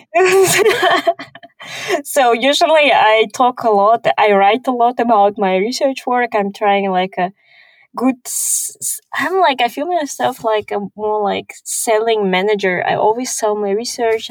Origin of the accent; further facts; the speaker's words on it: Kazakhstan; English is a second language; also born or lived in Houston, Texas, United States / Switzerland; I'm from Kazakhstan